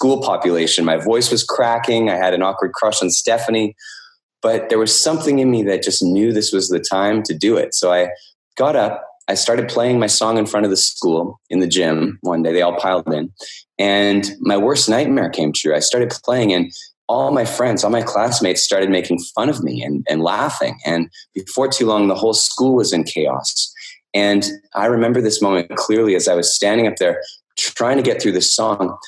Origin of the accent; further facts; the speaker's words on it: Canada; I'm from Canada, and in Canada, we study French at school